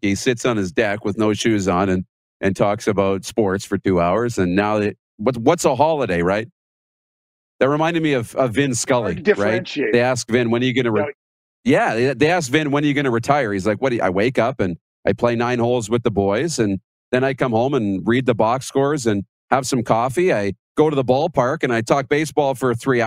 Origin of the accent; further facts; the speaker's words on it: Wynyard, Saskatchewan, Canada; My hometown, this is Wynyard, the Composite High School